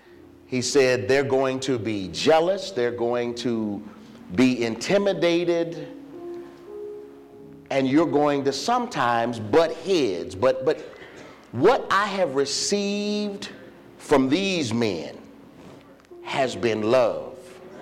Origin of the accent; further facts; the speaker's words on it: Virginia, United States; I'm just a country boy. You heard him say I'm from Virginia.